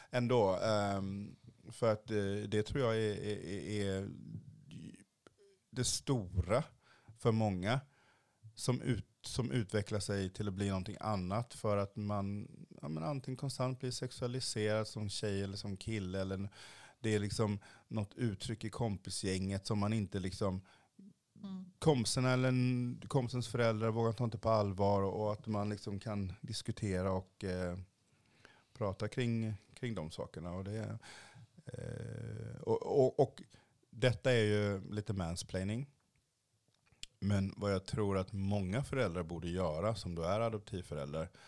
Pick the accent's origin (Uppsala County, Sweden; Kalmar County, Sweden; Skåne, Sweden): Kalmar County, Sweden; also born or lived in Haiti; jag är uppvuxen på Öland